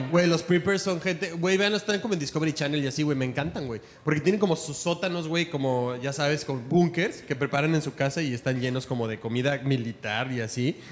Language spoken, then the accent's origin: Spanish; Puebla, Mexico; moved away; Soy de Puebla